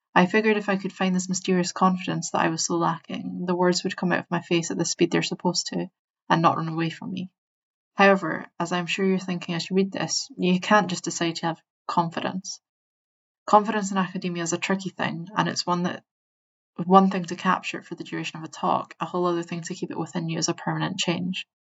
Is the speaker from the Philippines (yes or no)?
no; Scotland, United Kingdom; I'm Scottish and I speak fast